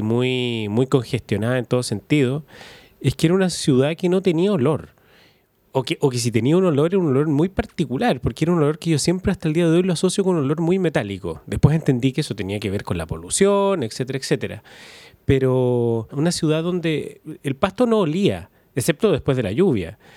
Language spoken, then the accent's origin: Spanish; Valdivia, Los Ríos, Chile; also born or lived in Santiago; yo me crié aquí en Valdivia y mi familia es de acá y yo soy de acá.